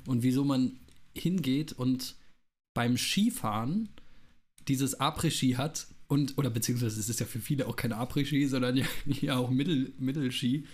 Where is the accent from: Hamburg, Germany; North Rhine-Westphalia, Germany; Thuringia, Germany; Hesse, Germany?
Hesse, Germany; Wiesbaden; ich komme aus Hessen ja, aus, aus Wiesbaden